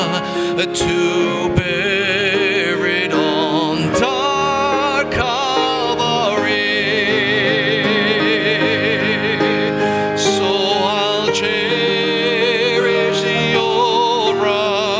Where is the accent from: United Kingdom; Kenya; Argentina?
Argentina; moved away; one of my favorite hymns that I grew up with back in Argentina